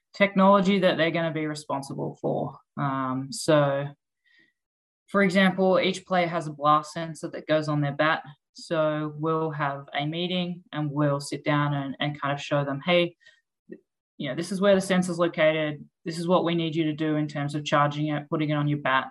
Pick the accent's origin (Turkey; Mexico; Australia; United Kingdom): Australia; moved away as an adult; also born or lived in Melbourne, Australia; now in United States; I'm obviously from Australia.